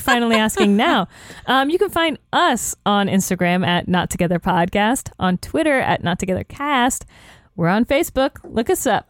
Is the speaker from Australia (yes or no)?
no; the South, United States; I'm from the South